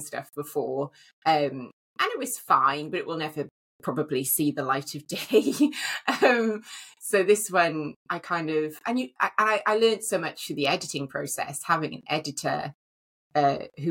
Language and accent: English; Wales, United Kingdom; because I live in Wales, I'm Welsh